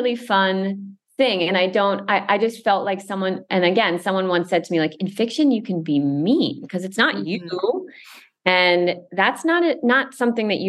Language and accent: English; Westchester, New York, United States; I grew up in Westchester outside of New York City. So I'm certainly like a New York person for my entire life